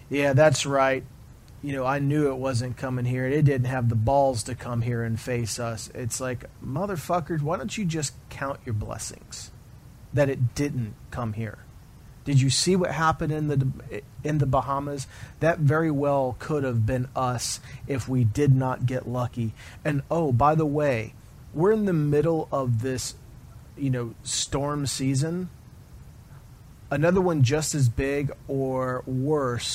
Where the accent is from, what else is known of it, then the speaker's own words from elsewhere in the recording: Florida, United States; I grew up in the Florida area. I was born in Florida